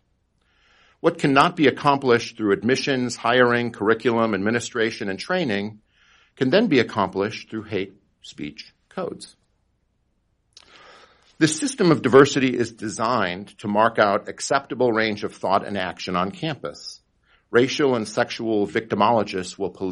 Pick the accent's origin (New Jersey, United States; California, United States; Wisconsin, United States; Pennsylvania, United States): Wisconsin, United States; in my home state of Wisconsin